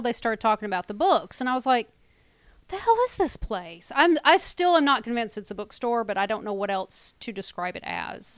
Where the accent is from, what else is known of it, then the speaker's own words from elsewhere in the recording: United States; We're American